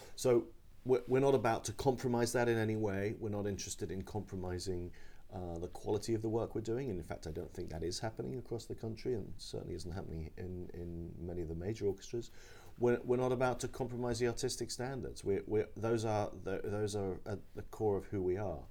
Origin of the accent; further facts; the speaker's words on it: London, United Kingdom; now in Los Angeles, United States; I grew up in London